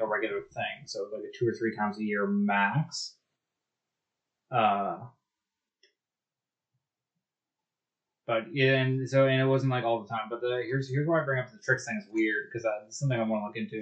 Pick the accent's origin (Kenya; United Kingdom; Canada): Canada; as a Canadian